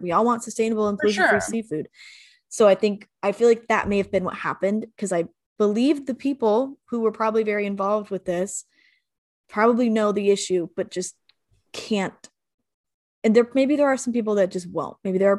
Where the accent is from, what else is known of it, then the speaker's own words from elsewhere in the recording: Texas, United States; accent: Southern; moved away; also born or lived in Arizona; I'm originally from Texas.